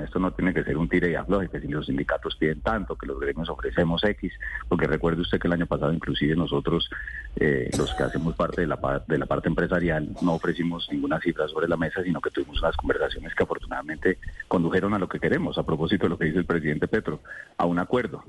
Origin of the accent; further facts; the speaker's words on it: Colombia; como colombianos